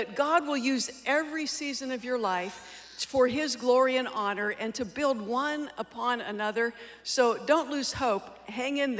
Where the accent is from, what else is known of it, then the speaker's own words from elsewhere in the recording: Youngstown, Ohio, United States; I was born and raised in Youngstown, Ohio